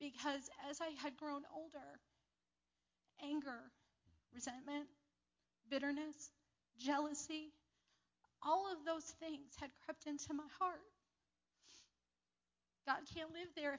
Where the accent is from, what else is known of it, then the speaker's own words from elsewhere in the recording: New York, United States; also born or lived in Lakota Indian Reservation; we came back to New York to live with my father